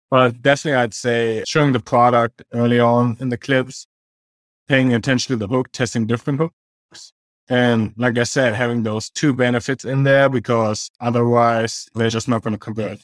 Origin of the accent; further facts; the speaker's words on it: Germany; also born or lived in Australia; now in Kansas City, United States; I'm originally from Germany